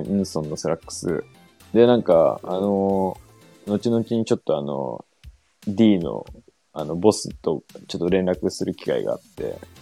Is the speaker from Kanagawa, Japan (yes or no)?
yes; Yokosuka, Kanagawa, Japan; 僕ら、その、地元横須賀で